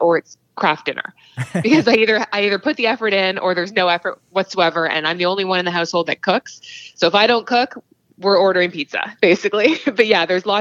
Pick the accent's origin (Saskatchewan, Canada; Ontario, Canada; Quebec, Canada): Ontario, Canada; Cambridge; I'm actually from Cambridge, so about an hour west of Toronto